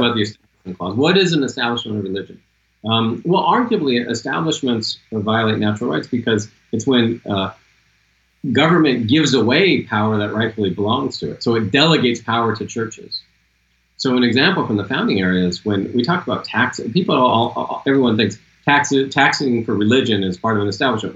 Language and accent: English; Seattle, Washington, United States; I'm from Seattle